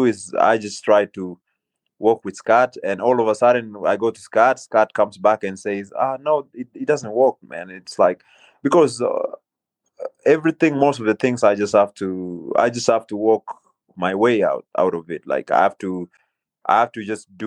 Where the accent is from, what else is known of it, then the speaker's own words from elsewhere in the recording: Kenya; also born or lived in North Carolina; now in United States; growing up in Kenya